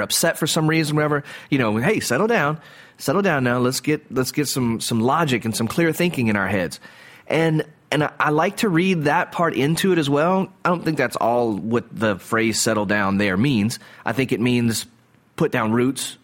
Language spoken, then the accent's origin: English; the South, Southern United States, United States; as a Southerner